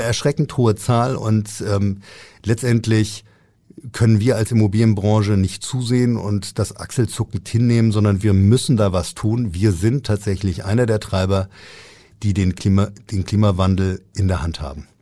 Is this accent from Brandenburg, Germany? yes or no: no; Frankfurt, Hesse, Germany; now in Hamburg, Germany; Ich bin in Frankfurt geboren